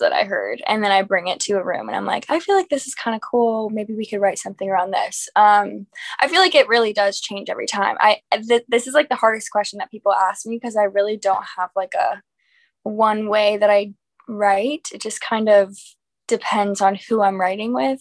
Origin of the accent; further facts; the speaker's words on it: Raleigh, North Carolina, United States; now in Nashville, United States; I'm from Raleigh, North Carolina